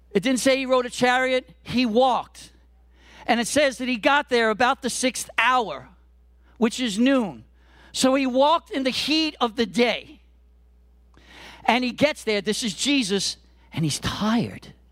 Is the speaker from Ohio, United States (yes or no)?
no; New York City, New York, United States; I'm a Brooklyn boy. I grew up in Brooklyn in the '70s and the '80s